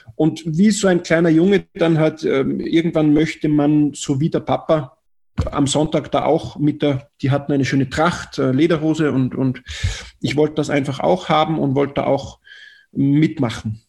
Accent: Tennengau, Salzburg, Austria; ich bin in Salzburg geboren, Salzburger Land, im Tennengau, 20 Kilometer südlich der Stadt, äh, in einem kleinen Dorf mit knapp 2000 Einwohnern

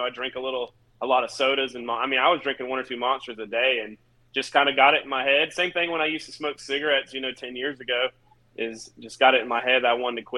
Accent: North Carolina, United States; moved away; I'm from North Carolina. I moved here like 15 years ago.

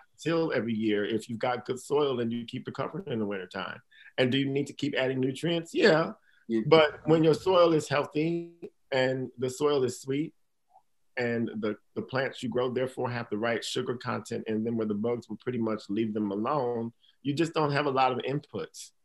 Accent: Milwaukee, Wisconsin, United States; now in Maine, United States; Milwaukee, Wisconsin

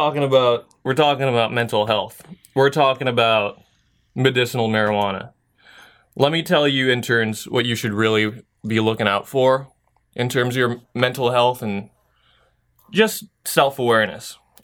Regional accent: San Diego, California, United States; I came from San Diego, so there was a ton of different, like, it's super easy to get your license there.

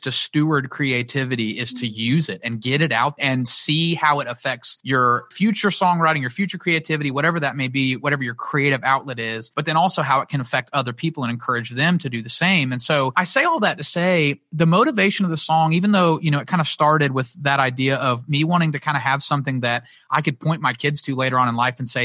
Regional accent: Pensacola, Florida, United States; also born or lived in Nashville; I didn't really have a ton of friends in Pensacola when we moved back from South Florida

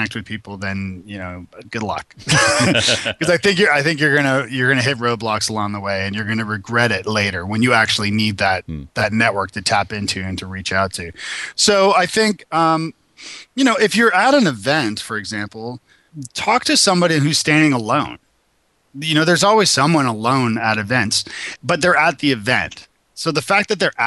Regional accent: Toronto, Ontario, Canada; moved away as an adult; now in Nashville, United States; I'm originally from Toronto

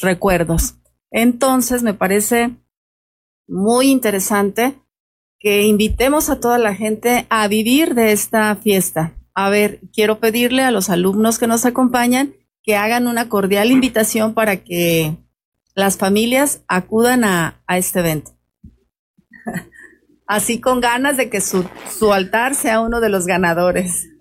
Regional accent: Michoacán, Mexico; esta es nuestra cultura como mexicanos, como michoacanos

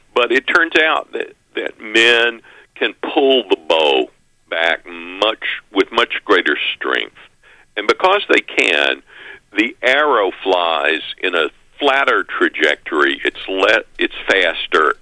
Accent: Mississippi, United States; I'm from Mississippi, I have all these Alabama connections

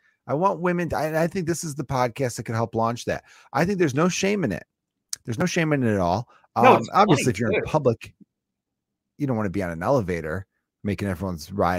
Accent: Chicago, Illinois, United States; I'm fucking from the North Side, you White Sox fan piece of shit.

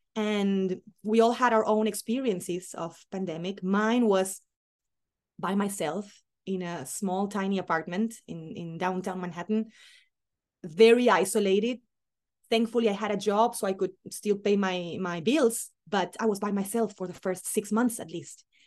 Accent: Argentina; accent: very Argentinian; moved away as an adult; now in New York, United States; I'm an Argentinian who left Argentina a long time ago

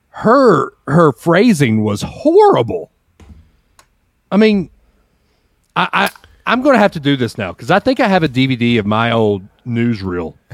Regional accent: the South, United States; accent: southern; I actually had to go to a class to lose my southern accent and to learn how to talk on air

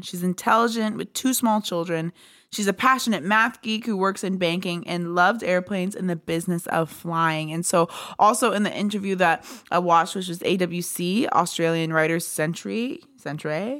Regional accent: Pennsylvania, United States; I'm from Pennsylvania

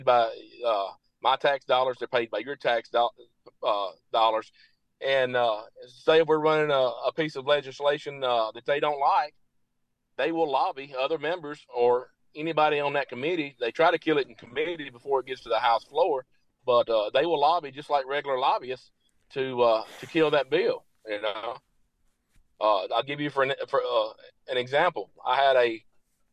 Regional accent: Marshall County, Tennessee, United States; Marshall County being my hometown

